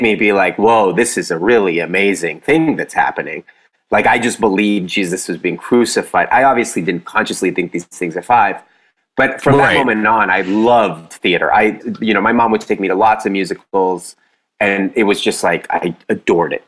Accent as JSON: {"language": "English", "region": "Mexico City", "country": "Mexico", "also_born_or_lived": "Houston, Texas", "moved": "yes", "said": "I'm originally from Mexico City"}